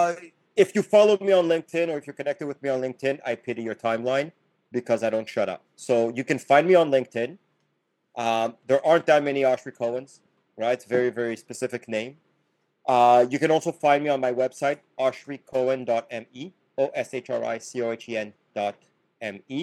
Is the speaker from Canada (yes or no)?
yes; Canada; also born or lived in Israel; I grew up in Canada. I was born in Israel, but I grew up in Canada, so I had language